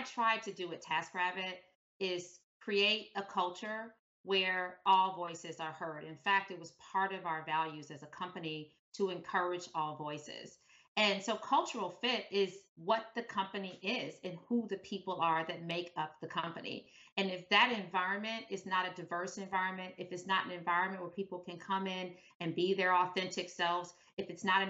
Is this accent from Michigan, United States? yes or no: yes; Detroit, Michigan, United States; moved away as an adult; growing up in Detroit, there just weren't models of people who looked like me